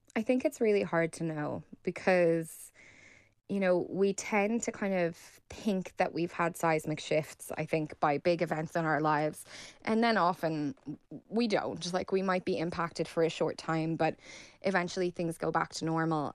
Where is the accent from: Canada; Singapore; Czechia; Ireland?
Ireland; as Irish people